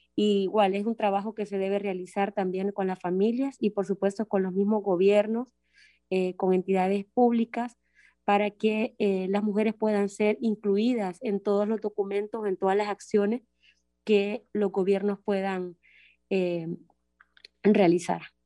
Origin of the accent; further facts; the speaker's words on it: Honduras; soy de Honduras